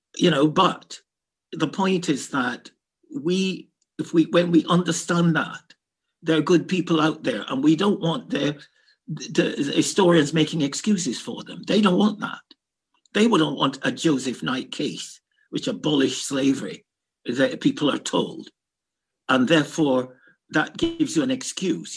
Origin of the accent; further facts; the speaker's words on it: Kingston, Jamaica; also born or lived in London, United Kingdom; now in Scotland, United Kingdom; I'm from the Caribbean and I'm a black boy brought up in a tough part of Kingston.